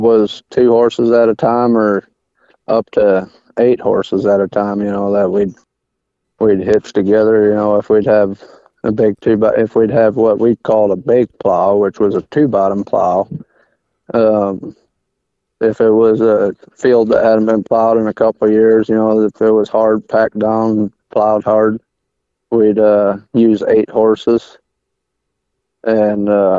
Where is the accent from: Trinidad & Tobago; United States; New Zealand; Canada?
United States; Middlebury, Indiana; now in Howe, United States; I call Middlebury my hometown, and then, I mean, that's basically where I was most of my life